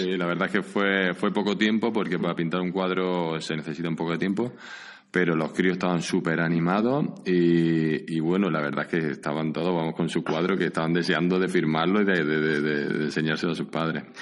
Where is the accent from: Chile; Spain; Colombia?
Spain; Jun, Andalusia; now in San Sebastián, Spain